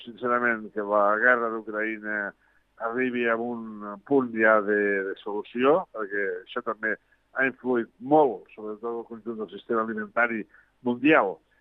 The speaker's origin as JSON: {"language": "Catalan", "town": "Lleida", "region": "Catalonia", "country": "Spain", "said": "parlo com a lleidatà"}